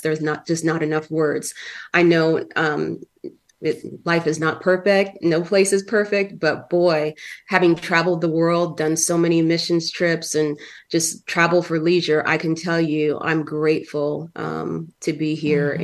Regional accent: California, United States; moved away; also born or lived in Minnesota; I grew up in California for many years.

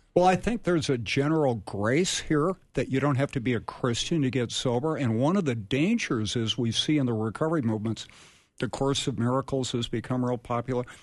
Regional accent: Edina, Minnesota, United States; I came from Edina. It's not Wayzata

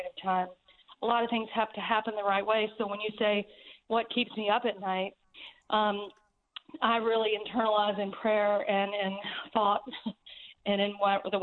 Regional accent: the South, United States; I'm totally from the South

